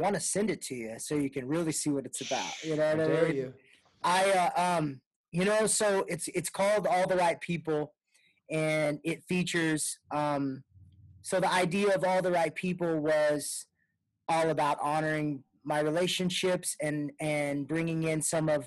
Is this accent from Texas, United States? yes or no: yes; Texas, United States; I'm from Texas